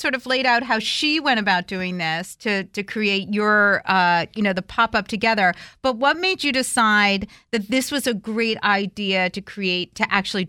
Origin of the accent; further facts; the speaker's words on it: the North, Northern United States, United States; as a Northerner who did not grow up, like, making biscuits with my grandmother